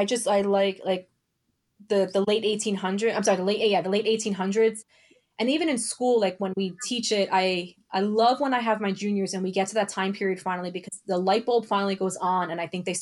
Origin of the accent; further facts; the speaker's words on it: New York City, New York, United States; moved away; I'm actually originally from Brooklyn. So I've been seeing shows for much of my childhood